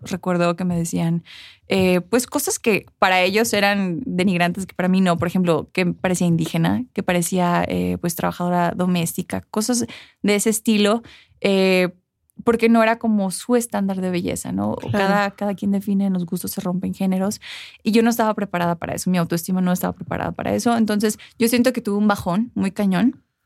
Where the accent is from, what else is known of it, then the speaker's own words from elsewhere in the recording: United States; moved away as an adult; also born or lived in Chicago; now in Aguascalientes, Mexico; pero yo nací y crecí en Estados Unidos hasta los 22 años